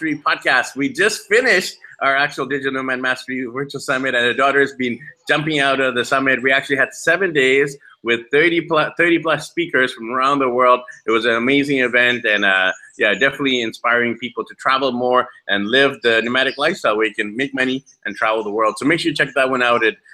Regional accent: Vancouver, British Columbia, Canada; I'm actually from Vancouver, Canada

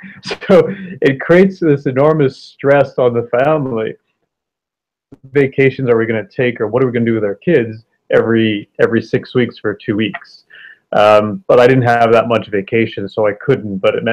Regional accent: Canada; also born or lived in Toronto area / Paris, France; Like you said, I'm also a fellow Canadian. 3 years I've lived in Paris, France. And actually, it's the second time I lived in Paris, France as part of my international career.

